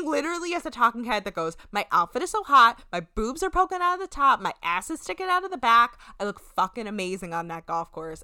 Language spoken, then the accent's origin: English; New Jersey, United States; we're from New Jersey